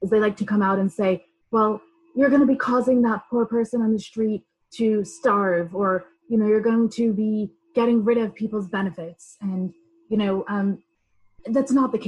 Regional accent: Rockland County, New York, United States; I come from New York. I grew up in the district in Rockland County

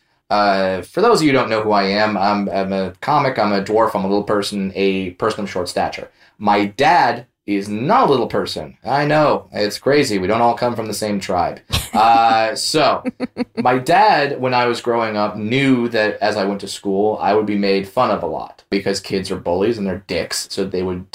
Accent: Orange County, California, United States; growing up in Orange County, I worked at Disneyland

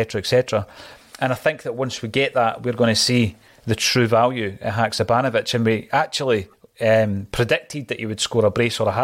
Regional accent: Fife, Scotland, United Kingdom; I'm from Fife

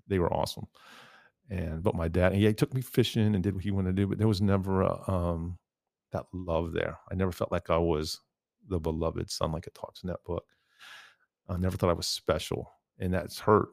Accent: Midwest, United States; I grew up in the Midwest.

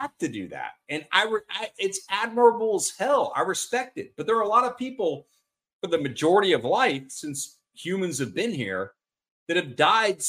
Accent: Austin, Texas, United States; I'm from Austin

